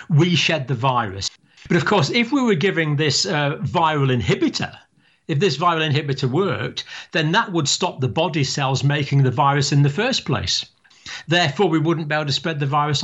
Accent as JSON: {"language": "English", "region": "Scotland", "country": "United Kingdom", "tie": "born or raised there", "moved": "yes", "lives_now": "England", "said": "I'm living in England. I was born in Scotland, but I have proud Irish ancestry on several sides of my family."}